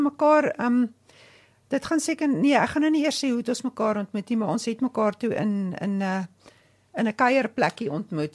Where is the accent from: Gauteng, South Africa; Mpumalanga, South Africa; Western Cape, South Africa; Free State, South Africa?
Free State, South Africa; Odendaalsrus; ek kom van die Vrystaat af. Ek is in Oondalsrus gebore.